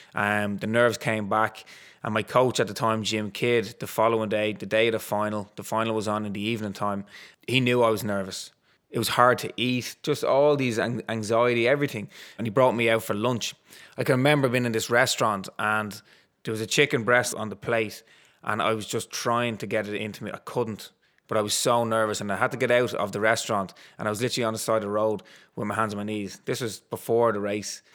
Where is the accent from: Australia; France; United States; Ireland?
Ireland; Dublin, Leinster; where I grew up in Ballantyre, there was Dundrum Athletic Club, literally at the end of my road.